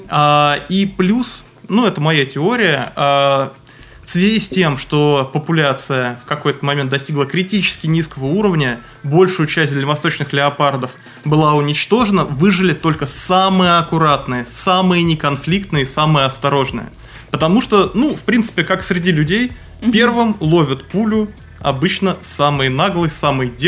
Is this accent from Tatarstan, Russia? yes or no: no; Moscow, Russia; now in Primorsky Krai, Russia; Нет, я не из Приморья, я приехал из Москвы. В Приморье я живу шестой год.